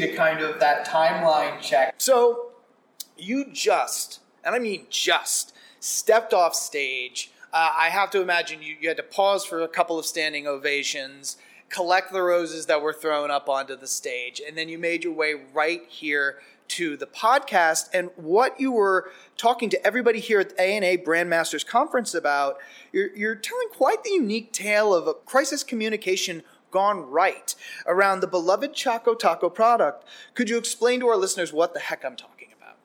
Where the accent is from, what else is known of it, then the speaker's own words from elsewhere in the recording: Scranton, Pennsylvania, United States; I grew up in Scranton, Pennsylvania.